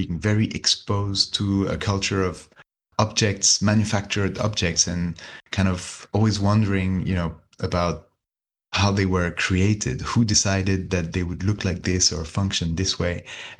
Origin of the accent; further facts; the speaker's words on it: China; also born or lived in Hong Kong; … is from Belgium, … is from Switzerland, and I'm French, but I grew up in China.